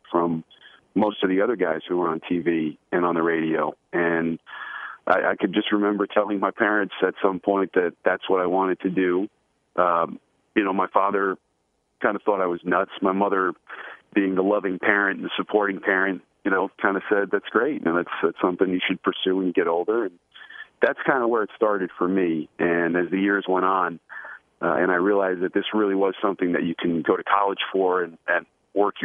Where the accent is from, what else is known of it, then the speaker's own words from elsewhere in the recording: Paramus, New Jersey, United States; I grew up in Paramus, New Jersey